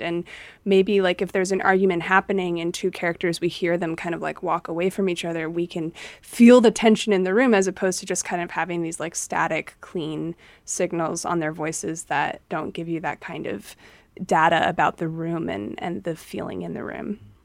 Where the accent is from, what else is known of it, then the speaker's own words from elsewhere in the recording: United States; I grew up in America